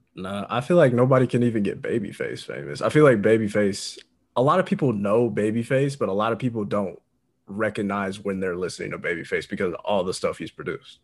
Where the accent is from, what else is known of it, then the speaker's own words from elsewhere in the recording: Indiana, United States; I'm from Indiana